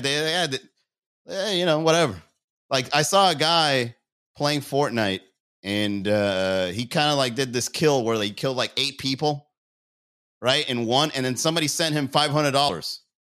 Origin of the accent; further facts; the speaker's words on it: Miami, Florida, United States; I'm a comedian from Miami